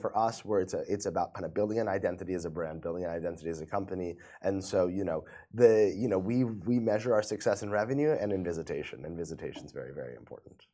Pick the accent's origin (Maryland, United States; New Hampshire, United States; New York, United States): New York, United States; moved away as an adult; now in Dubai, United Arab Emirates; so I'm from New York. I mm-hmm. moved to Dubai about four years ago